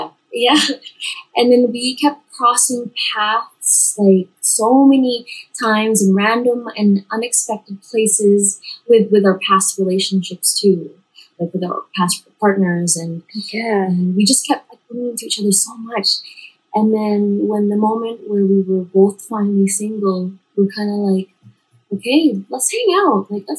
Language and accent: English; Dubai, United Arab Emirates; now in Canada; I was born and raised in Dubai, United Arab Emirates, and I immigrated here to Canada in 2014